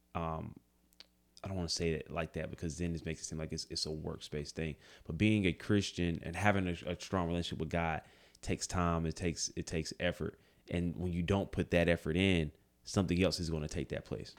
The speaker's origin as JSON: {"language": "English", "town": "Greensboro", "region": "North Carolina", "country": "United States", "said": "we're from Greensboro"}